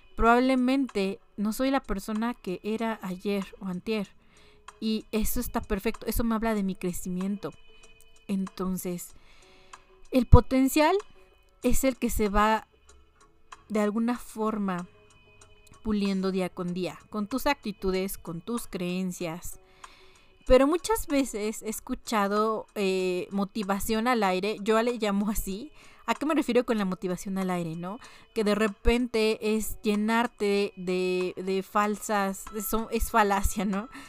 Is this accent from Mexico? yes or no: yes; Mexico; como mexicanos